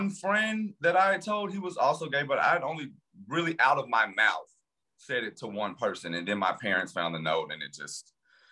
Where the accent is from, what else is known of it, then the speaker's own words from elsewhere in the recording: Louisiana, United States; moved away as an adult; also born or lived in New York City; now in Washington, DC, United States; I'm from Louisiana, but I lived in New York City for the last 8 years and now I live in DC.